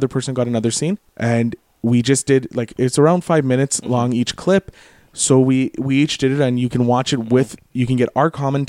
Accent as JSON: {"language": "English", "country": "Canada", "said": "Hey, as a Canadian, I apologize."}